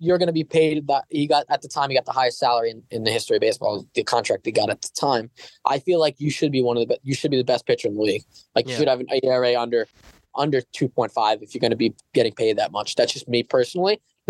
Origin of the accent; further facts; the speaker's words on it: Connecticut, United States; I've met girls from Long Island. I'm from Connecticut.